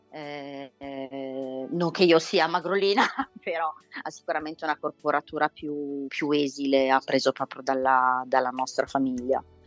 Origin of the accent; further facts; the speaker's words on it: Milan, Lombardy, Italy; io credo di essere una delle poche milanesi doc, nel senso mm. che ho mm. mamma e papà nati entrambi a Milano